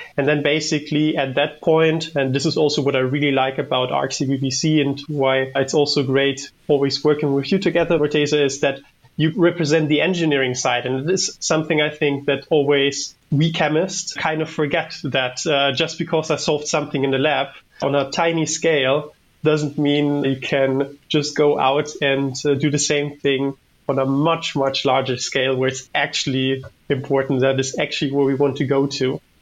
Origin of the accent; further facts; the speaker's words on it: Germany; moved away as an adult; now in Netherlands; I'm from Germany and I've been working here in the Netherlands for my PhD for a bit over three years